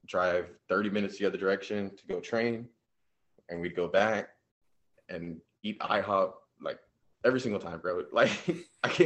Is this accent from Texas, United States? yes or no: yes; San Antonio, Texas, United States; I'm from San Antonio. I'm about 30 minutes south, little town called Jordanton